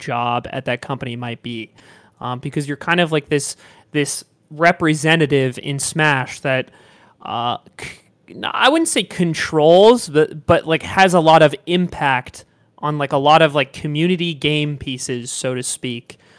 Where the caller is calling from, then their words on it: Southern California, United States; calling in from Southern California